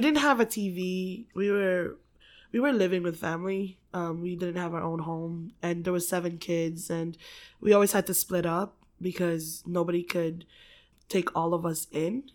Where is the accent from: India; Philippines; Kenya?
Philippines; moved away; I grew up in the Philippines, um, in, like, a very, very, very small village